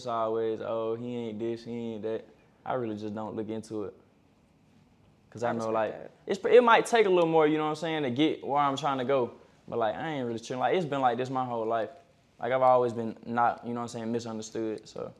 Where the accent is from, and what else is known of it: Alabama, United States